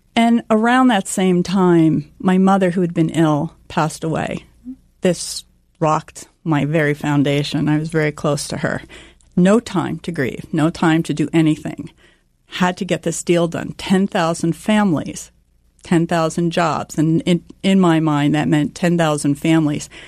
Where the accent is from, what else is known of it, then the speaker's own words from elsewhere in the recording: New Jersey, United States; I grew up here in New Jersey